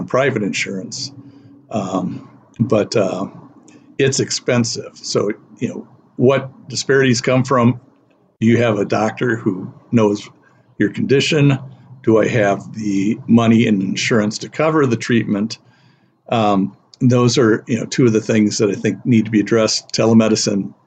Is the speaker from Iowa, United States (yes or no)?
yes; Iowa, United States; now in Twin Cities, United States; I'm from Iowa